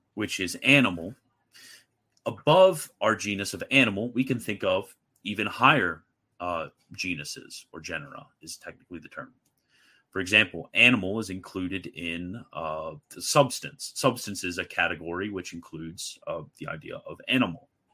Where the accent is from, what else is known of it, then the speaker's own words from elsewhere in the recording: United States; I'm an American